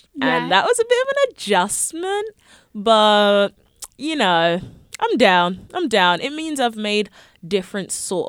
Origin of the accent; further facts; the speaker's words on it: London, United Kingdom; also born or lived in Coventry, England; I'm from London, England.